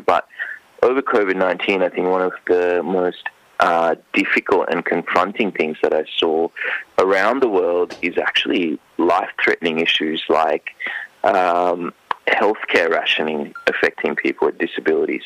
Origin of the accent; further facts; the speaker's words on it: Sri Lanka; now in Queensland, Australia; I grew up in Sri Lanka